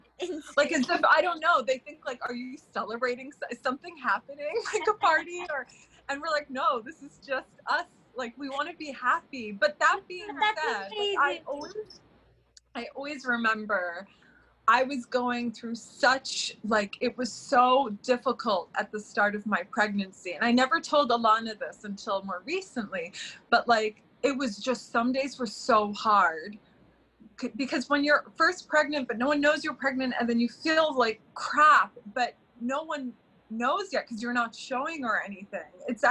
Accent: London, United Kingdom; also born or lived in Florida, United States; I grew up between London and Florida, even though I'm from the Middle East, and we went to school together in London

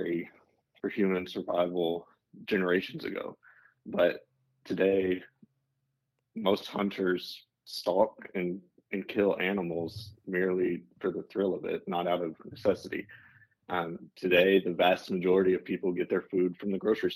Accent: Arkansas, United States; now in Texas, United States; I am based in Texas. I grew up in Arkansas.

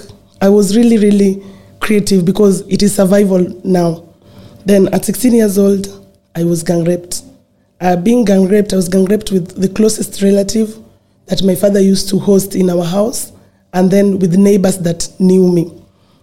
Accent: Nairobi, Kenya; growing up in Kibera, it was not an easy journey

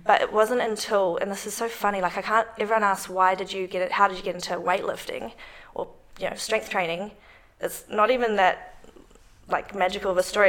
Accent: New Zealand; moved away as an adult; now in Melbourne, Australia; I'm from New Zealand

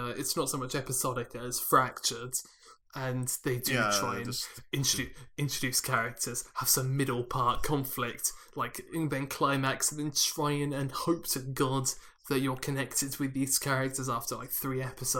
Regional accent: Australia; It's like, I go, g'day, mate. I'm Australian.

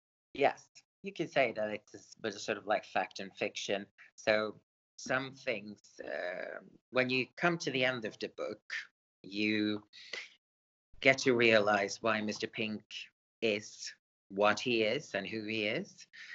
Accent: Sweden; born there; English is a second language; also born or lived in England; I was born in Sweden. As a young person, I moved to England, so I'm sort of half and half in a way. At the moment, I live in Sweden

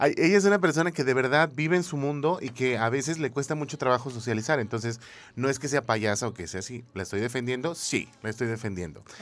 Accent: Mexico; como buen mexicano

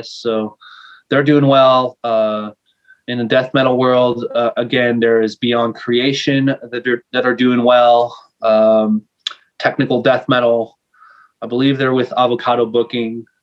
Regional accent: Montreal, Quebec, Canada; first language fr; English is a second language; Uh, French is my first language. Uh, the thing with Montreal, uh, Montreal is actually an island

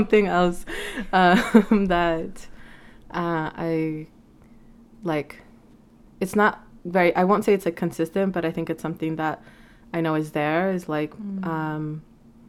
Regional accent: Vancouver, British Columbia, Canada; moved away; I'm from Vancouver, and it's just weird to just think that, like, I am where I am, and I'm living here when I never imagined myself, like, here.

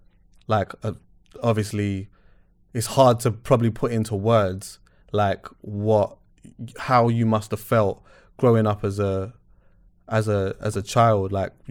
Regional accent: Jamaica; Yeah, I'm Jamaican.

